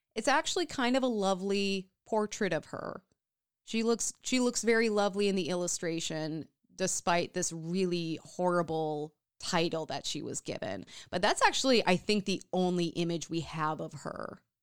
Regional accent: Minnesota, United States; we are from Minnesota

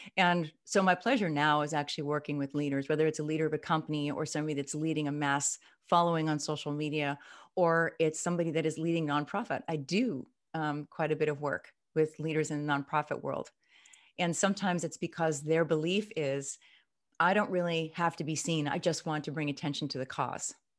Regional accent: Midwest, United States; I'm from the Midwest

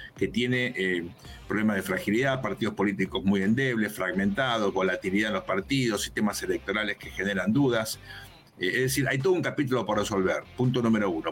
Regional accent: Argentina; Nosotros somos argentinos

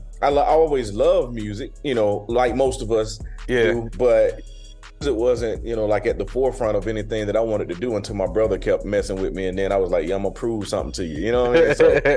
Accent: Griffin, Georgia, United States; I'm from a town where, when I grew up, man, it was only one high school.

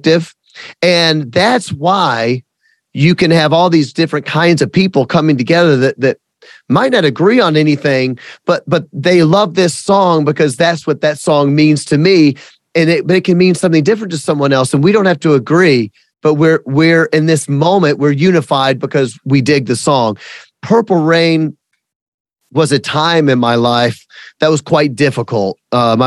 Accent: the South, United States; I'm from the South and I fully admit and I fully celebrate that I am a redneck

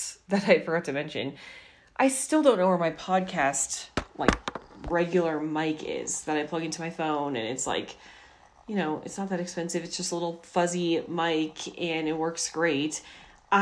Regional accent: Colorado, United States; also born or lived in Washington State; Technically, it's not where I was born. I was born in Washington State. But I've lived here in Colorado for basically my entire life

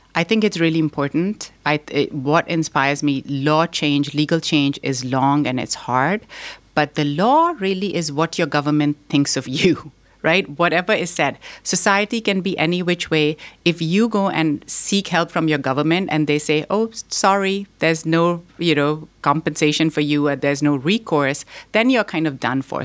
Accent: Pakistan; also born or lived in Boston; now in United States; I was born here in Boston, but I grew up in Pakistan

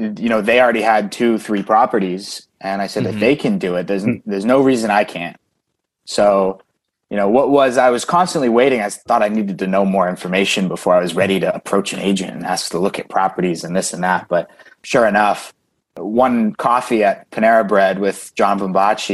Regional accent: Westford, Massachusetts, United States; also born or lived in Indiana; I grew up in Massachusetts

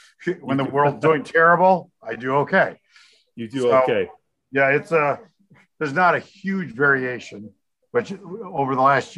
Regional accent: Evansville, Indiana, United States; moved away as an adult; now in Illinois, United States; Southern Indiana.

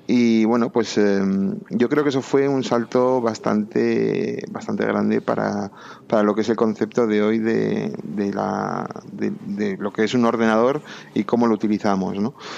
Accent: Bilbao, Basque Country, Spain; moved away as an adult; also born or lived in England; now in Madrid, Spain; yo soy de Bilbao

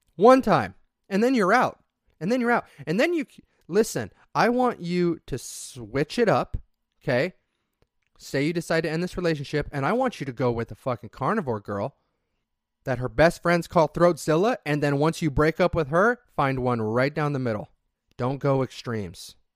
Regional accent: southeast Idaho, United States; If you live in a small farming community, like I did in southeast Idaho, where potato farms are everywhere, during harvest season, you get a couple weeks off to go help with harvest

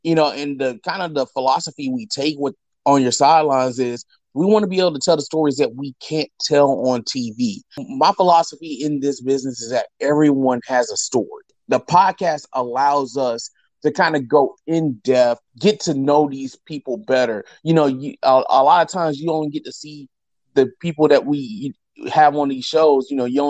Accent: Columbus, Georgia, United States; Yes, I'm from Columbus.

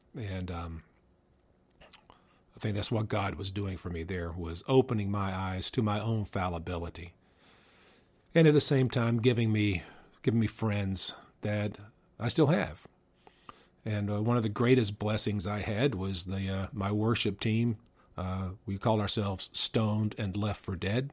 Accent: the South, United States; also born or lived in the North (US); I learned that I'm a Southerner. I guess I always knew that I was a Southerner, but I didn't realize how much of a Southerner I was

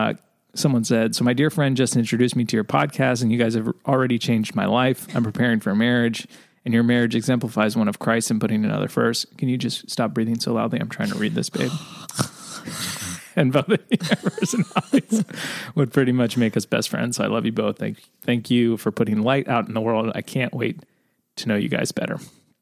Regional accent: Alberta, Canada; I'm from Alberta, Canada.

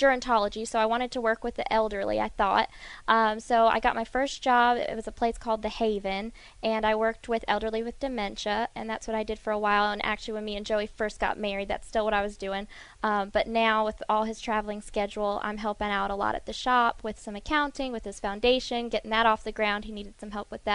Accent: Southern California, United States; My family, we are from Southern California

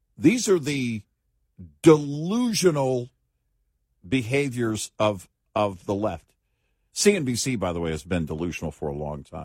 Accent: Texas, United States; as a Texan

